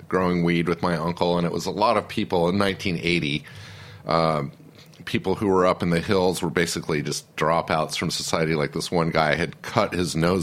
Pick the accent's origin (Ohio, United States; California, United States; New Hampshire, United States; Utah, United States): Utah, United States; Salt Lake City; now in New York City, United States; I was born in New York City, but then we moved to Salt Lake when I was 2.